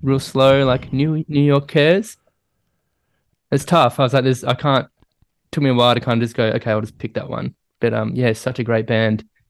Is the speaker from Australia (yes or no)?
yes; Melbourne, Victoria, Australia; I grew up in Melbourne